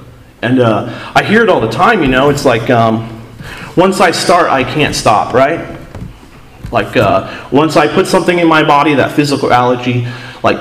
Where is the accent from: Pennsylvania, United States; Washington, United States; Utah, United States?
Washington, United States; Seattle; moved away; I'm from Seattle